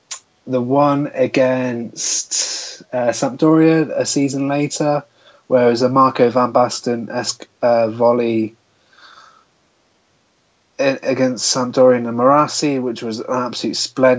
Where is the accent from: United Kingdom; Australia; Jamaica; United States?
United Kingdom; Swindon, South West England; I'm born and bred in Swindon